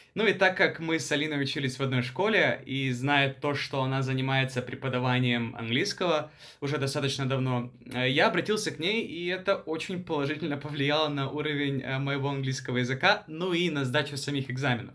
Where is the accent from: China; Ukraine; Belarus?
Ukraine; moved away as an adult; also born or lived in Thailand; now in Bangkok, Thailand; Сам я родом из Таиланда, в том плане, что я родился здесь, но вырос в Украине. А, приехал я в Таиланд в возрасте 18 лет.